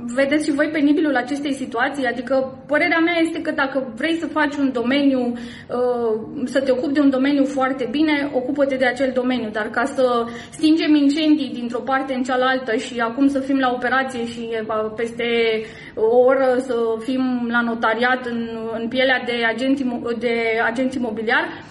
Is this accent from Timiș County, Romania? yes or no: yes; Timișoara, Timiș County, Romania; din Timișoara, orașul meu natal și orașul în care eu activez